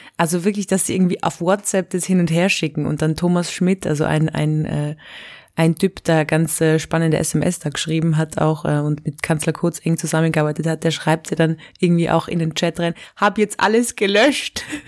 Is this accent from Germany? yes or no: no; Innsbruck, Tyrol, Austria; moved away as an adult; now in Vienna, Austria; ich bin ja mit 18 schon von Innsbruck nach Wien gezogen